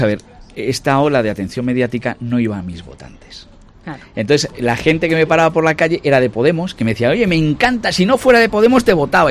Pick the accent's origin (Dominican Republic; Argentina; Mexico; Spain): Spain; Ávila, Castile and León; moved away as an adult; also born or lived in United Kingdom; yo soy medio inglés, porque me he pasado toda mi infancia, los veranos allí. Hablo inglés, mi tesis doctoral es de un inglés, tengo una cantidad de amigos ingleses tremendas y eso me lo permite el ser de Ávila. Yo nunca he perdido mis raíces